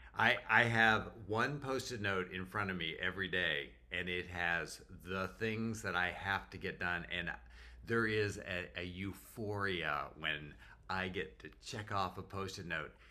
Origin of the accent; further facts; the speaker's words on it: Canada; moved away as an adult; also born or lived in North Carolina; now in Jacksonville, United States; as a Canadian